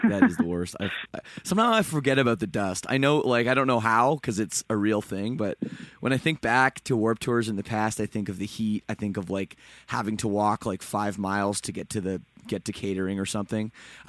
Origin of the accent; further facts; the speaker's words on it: Toronto, Ontario, Canada; I'm also from Toronto, so I'm not from Vegas or Phoenix.